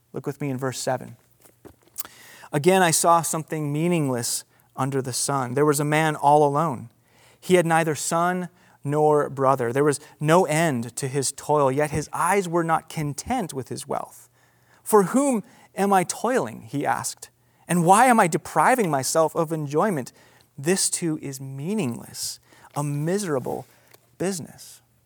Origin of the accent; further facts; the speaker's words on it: United States; as an American